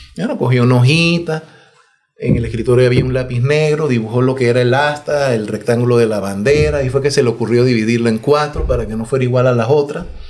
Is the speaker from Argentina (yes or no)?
no; Panama